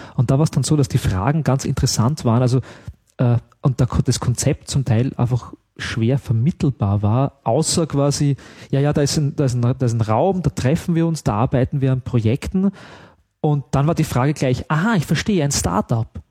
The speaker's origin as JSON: {"language": "German", "country": "Austria", "said": "ich darf das ja als Österreicher wirklich sagen"}